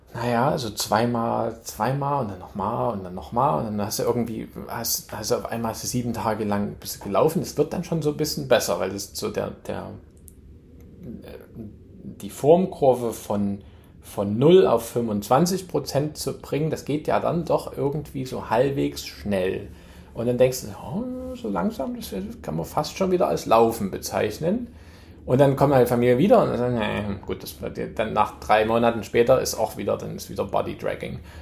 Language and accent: German; Chemnitz, Saxony, Germany; moved away as an adult; now in New York, United States; ich komme aus Chemnitz, Chemnitz-Tal